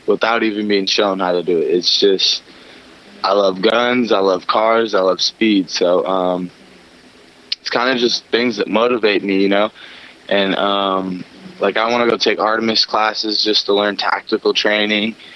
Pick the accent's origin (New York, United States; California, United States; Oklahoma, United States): California, United States; Long Beach; I grew up in Long Beach